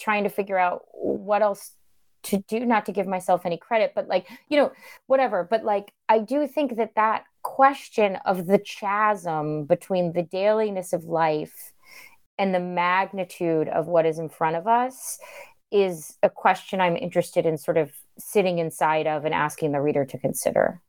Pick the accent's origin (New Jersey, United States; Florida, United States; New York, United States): Florida, United States; I'm from Florida